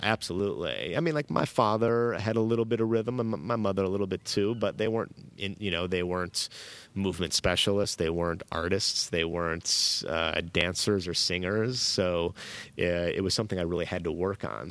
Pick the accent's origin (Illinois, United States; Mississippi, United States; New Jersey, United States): Illinois, United States; Chicago; moved away as an adult; now in Marina del Rey, United States; growing up in Chicago in the, you know, nineties